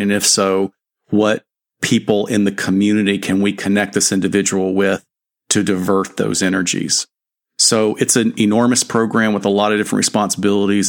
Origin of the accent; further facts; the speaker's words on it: Alabama, United States; now in Southern California, United States; I've been here long enough to now be considered a, a, a native of Southern California, although I grew up in Alabama